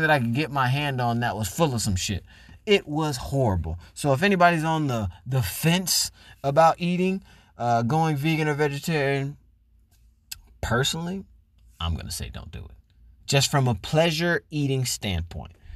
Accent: Florida, United States; moved away as an adult; now in California, United States; I'm from Florida, which is the South, which is huge on obesity, diabetes, and meat. Never met a vegetarian eighteen years I lived there

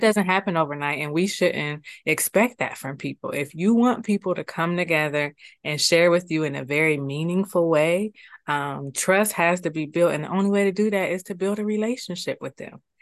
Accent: Columbus, Ohio, United States; now in Akron, United States; born and raised in Columbus.

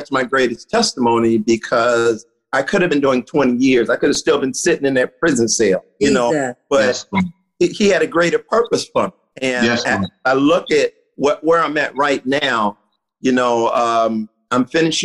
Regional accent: Cincinnati, Ohio, United States; I'm originally from Cincinnati, Ohio. I grew up in a ghetto

